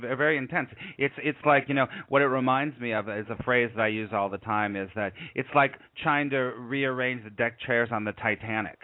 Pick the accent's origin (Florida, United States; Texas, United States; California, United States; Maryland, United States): California, United States; Los Angeles; moved away as an adult; also born or lived in New York; I was raised in Los Angeles